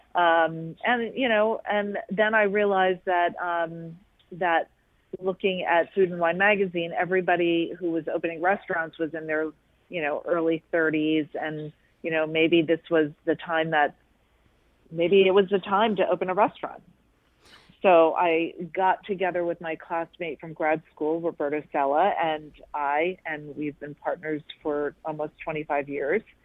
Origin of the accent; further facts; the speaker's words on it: Monmouth County, New Jersey, United States; moved away as an adult; now in Philadelphia, United States; my hometown in Monmouth County, New Jersey